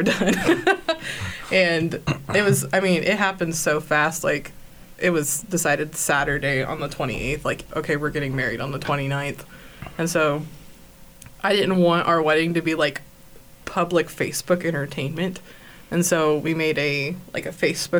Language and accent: English; Smolan, Kansas, United States; I grew up in Smolin, which is 10 miles south of Salina.